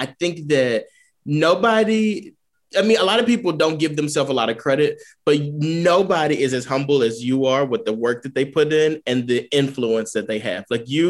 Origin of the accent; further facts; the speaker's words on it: Texas, United States; I grew up in Texas